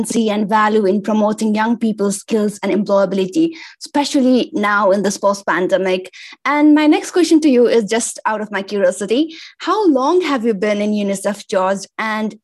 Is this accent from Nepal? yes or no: yes; Nepal; I am from Nepal and I'm a youth volunteer at Nepal Scouts